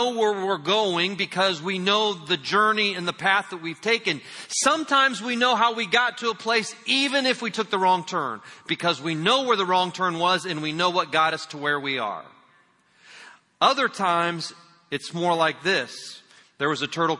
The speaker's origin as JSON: {"language": "English", "region": "Indiana", "country": "United States", "said": "I'm from Indiana."}